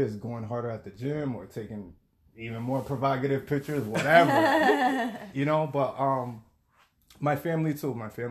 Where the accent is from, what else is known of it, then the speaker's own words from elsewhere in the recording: Hartford, Connecticut, United States; also born or lived in Bronx, New York / Puerto Rico (ancestry); I'm from Hartford, Connecticut. Nice. I'm Puerto Rican.